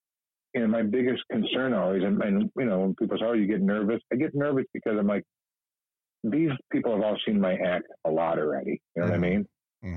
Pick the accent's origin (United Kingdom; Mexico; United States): United States; East Chicago, Indiana; moved away as an adult; also born or lived in Los Angeles; I'm a kid from East Chicago. I grew up, you know, my dad was a cop